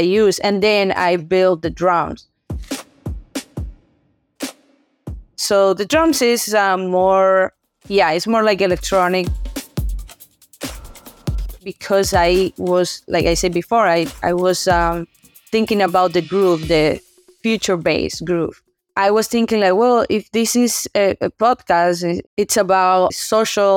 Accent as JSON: {"language": "English", "town": "Santo Domingo", "region": "Distrito Nacional", "country": "Dominican Republic", "moved": "yes", "lives_now": "Boston, United States", "said": "I'm from Dominican Republic, Santo Domingo. That's my home. But I'm living currently here in U.S. in Boston"}